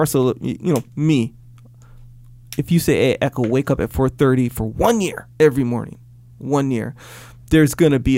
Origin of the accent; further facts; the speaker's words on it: Kauai, Hawaii, United States; I grew up in Kauai